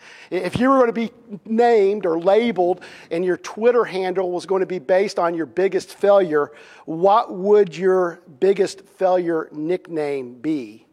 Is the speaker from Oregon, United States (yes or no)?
no; Indiana, United States; also born or lived in Kansas; I would say, well, I'm from Indiana, even though it's been many years since I lived in Indiana. I'm a Hoosier